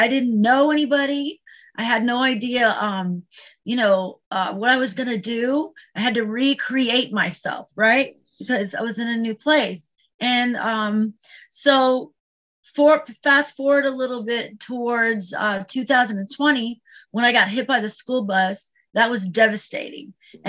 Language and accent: English; California, United States; I was born and raised in California, But I've lived in like 15 different states, including 3 states overseas. So I was a Navy brat